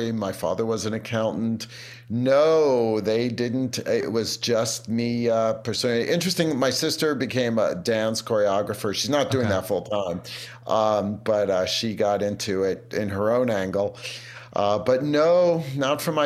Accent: New York City, New York, United States; I grew up in Brooklyn, New York, but not the area that's pretty hip

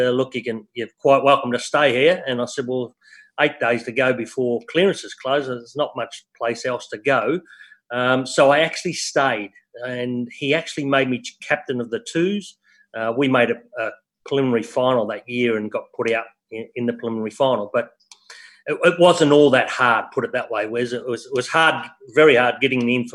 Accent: Melbourne, Victoria, Australia; moved away as an adult; also born or lived in Perth, Western Australia / Geelong; we lived in West Heidelberg, born and bred in West Heidelberg

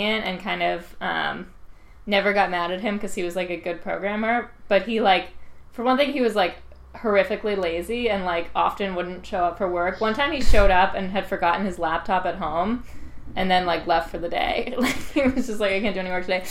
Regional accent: New York, United States; also born or lived in California; I grew up in New York

